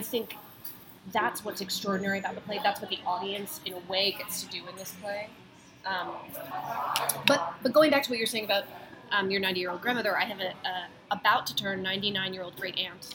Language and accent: English; United States; I grew up outside of Washington D.C.